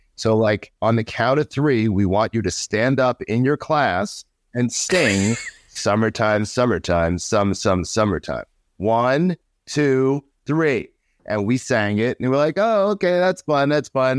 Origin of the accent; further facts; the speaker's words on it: New York City, New York, United States; I grew up in New York, Queens, New York.